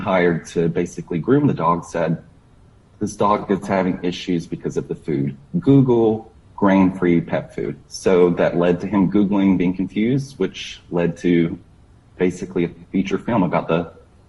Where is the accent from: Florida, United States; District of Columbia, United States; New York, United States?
Florida, United States; I grew up in Florida, so I grew up with dogs, but they were outside dogs.